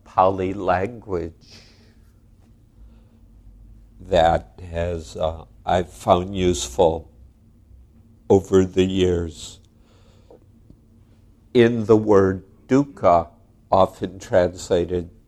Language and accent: English; United States; I'm an American